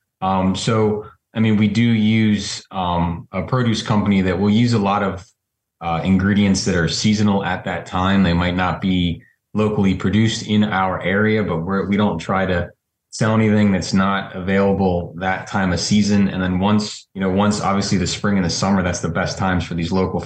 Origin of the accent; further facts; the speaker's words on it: Downingtown, Pennsylvania, United States; I've always lived in Chester County. I was born and raised in the Downingtown area